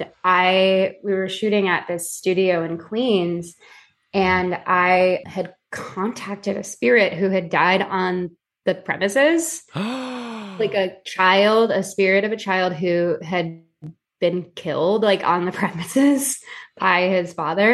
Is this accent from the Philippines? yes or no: yes; Philippines; being Filipino, and I can say this because I am Filipino